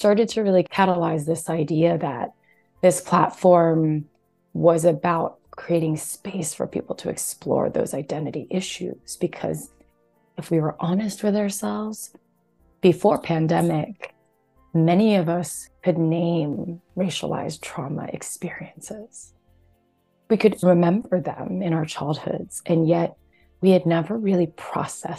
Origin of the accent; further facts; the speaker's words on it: New Jersey, United States; also born or lived in Taiwan; now in Houston, United States; I was raised here in America and yet was heavily steeped in our Taiwanese dialect, speaking Mandarin Chinese through both my parents, going to Chinese school on the weekends, and then also had a more kind of, I guess, white dominant environment that I grew up in, growing up in New Jersey in the suburbs